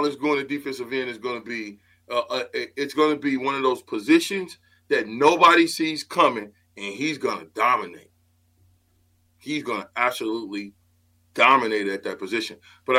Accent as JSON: {"language": "English", "town": "Omaha", "region": "Nebraska", "country": "United States", "said": "when I came in from Omaha South High"}